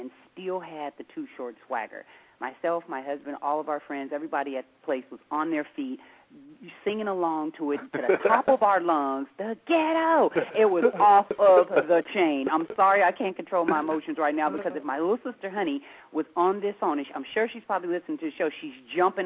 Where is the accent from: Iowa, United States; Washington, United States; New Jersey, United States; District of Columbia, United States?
Washington, United States; Seattle; we're from Seattle